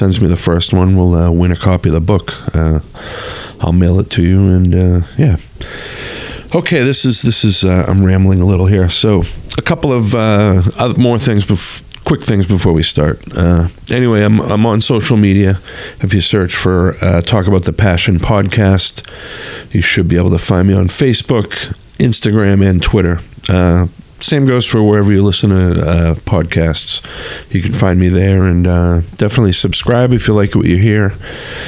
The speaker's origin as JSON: {"language": "English", "area": "North Shore", "region": "Massachusetts", "country": "United States", "tie": "born or raised there", "said": "we were both growing up on the North Shore"}